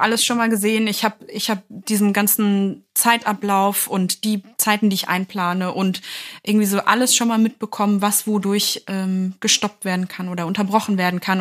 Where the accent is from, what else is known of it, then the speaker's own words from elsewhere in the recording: near Hanover, Lower Saxony, Germany; ich bin ja aus Niedersachsen, habe ich ja schon öfter mal erwähnt, aus der Nähe von Hannover